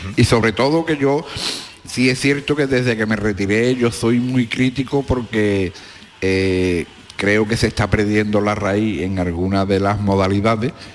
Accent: Cádiz, Andalusia, Spain; mi barrio del Mentidero, que la Plaza San Antonio está a 100 metros de donde yo nací

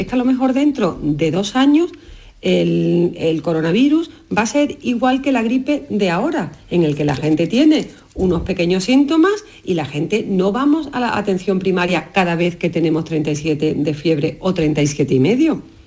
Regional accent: Jerez de la Frontera, Andalusia, Spain; moved away; desde Jerez, ya en mi tierra pasando unos días de Navidad

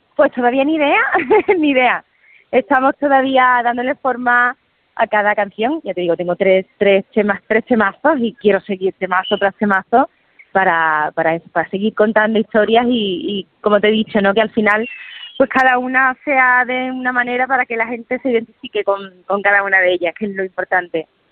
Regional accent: Andalusia, Spain; a mi tierra, a mi gente

